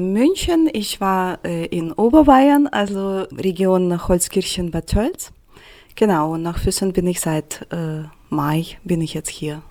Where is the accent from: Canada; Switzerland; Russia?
Russia; Saint Petersburg; German is a second language; now in Germany; ich komme aus St. Petersburg